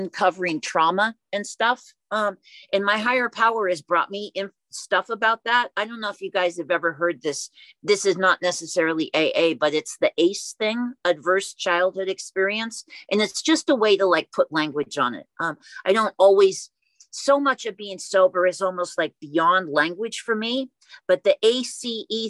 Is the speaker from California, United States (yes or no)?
yes; Oakland, California, United States; I was born and raised in Oakland